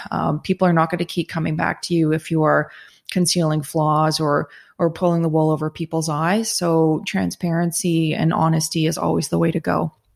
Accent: Southern Ontario, Canada; I am from Southern Ontario originally

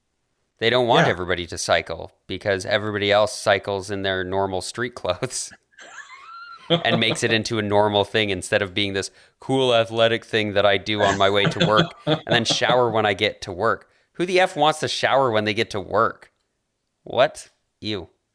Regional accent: Alberta, Canada; I grew up in Alberta.

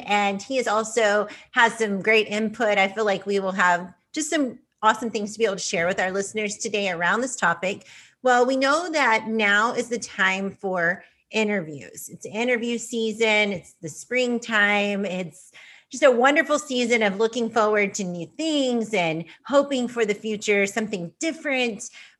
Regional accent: Texas, United States; also born or lived in Kansas; I came from Texas. I lived in Kansas and that was a new resource for me.

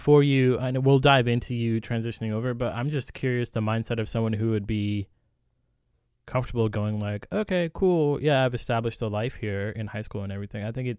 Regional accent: United States; also born or lived in Pakistan; I was born in Pakistan, grew up here, but then went back every once in a while, and then there's that weird parallel of being, like, too Pakistani to be American, too American to be Pakistani kind of thing.

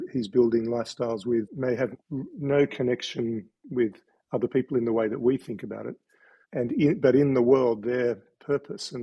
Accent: Sydney, New South Wales, Australia; now in Tasmania, Australia; I was born in Sydney and grew up in a strange childhood on a Chinese junk in Sydney Harbour

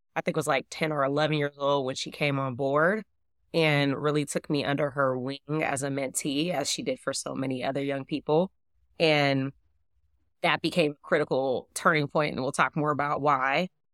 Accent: Oakland, California, United States; I am from Oakland, California, specifically East Oakland, specifically deep East Oakland

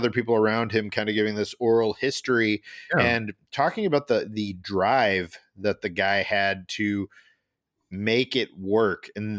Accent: Illinois, United States; I was a kid growing up in Illinois in the 90s when this was happening.

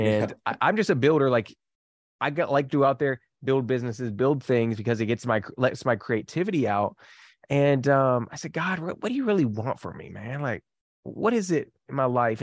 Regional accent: Kentucky, United States; I am from Kentucky

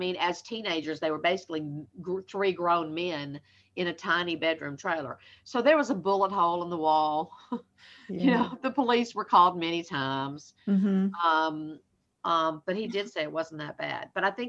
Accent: Southern United States, United States; accent: Southern; Like, you think I have a Southern accent.

